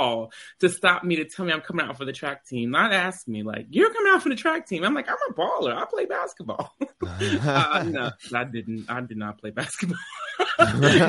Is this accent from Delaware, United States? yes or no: no; Long Island, New York, United States; moved away as an adult; also born or lived in Columbia, South Carolina / Laramie, Wyoming; I am from Long Island